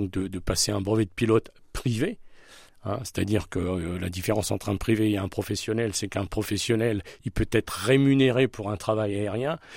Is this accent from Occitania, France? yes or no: no; Hauts-de-France, France; je suis natif de Picardie, donc j'ai appris à piloter à Lens, dans l'Aisne.